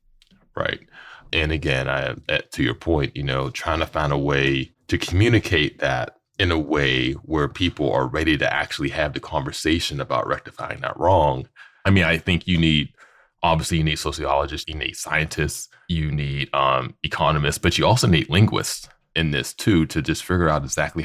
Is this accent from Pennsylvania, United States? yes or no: yes; Pittsburgh, Pennsylvania, United States; I'm from Pittsburgh, you know, Western PA.